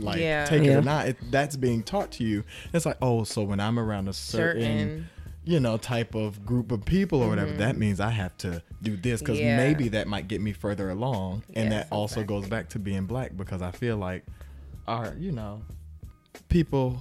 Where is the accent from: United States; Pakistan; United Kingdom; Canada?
United States; North Carolina; I'm from the South. I am North Carolina